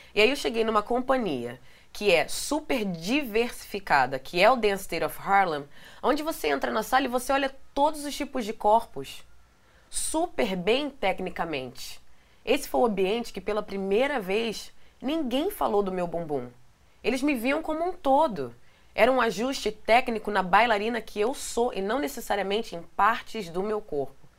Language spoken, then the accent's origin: Portuguese; Rio de Janeiro, Brazil; moved away as an adult; now in New York, United States; lá de Benfica, que é da onde eu nasci, no Rio